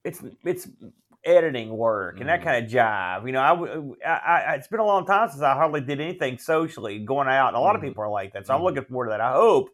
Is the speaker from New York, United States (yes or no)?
no; New Jersey, United States; I'm from New Jersey.